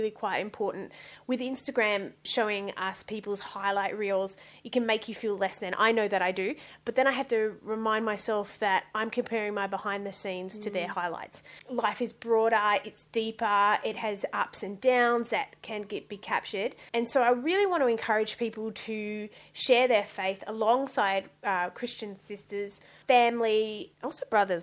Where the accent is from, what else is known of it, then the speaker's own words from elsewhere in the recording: Western Australia, Australia; moved away as an adult; also born or lived in Sydney; So I actually grew up in Western Australia. I was born in Western Australia.